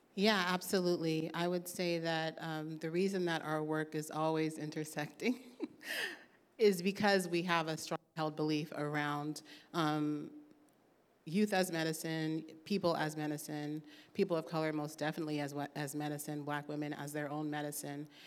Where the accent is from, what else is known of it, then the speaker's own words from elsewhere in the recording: Oakland, California, United States; I was raised here. I'm proud to be from Oakland.